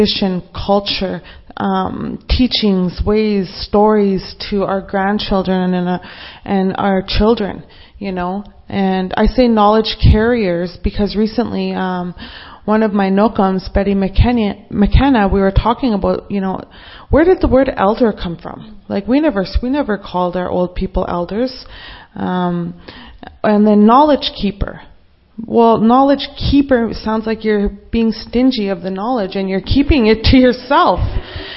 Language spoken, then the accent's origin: English; Treaty 4 territory, Saskatchewan, Canada; I'm from the Treaty 4 territory